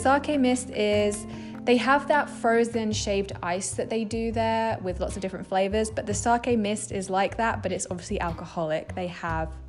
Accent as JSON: {"language": "English", "region": "England", "country": "United Kingdom", "said": "I'm from England"}